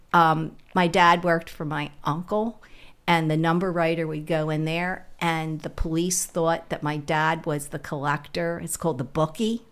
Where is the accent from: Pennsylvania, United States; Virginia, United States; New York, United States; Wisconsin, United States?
Pennsylvania, United States; Philadelphia; I was born in West Philly in the 50s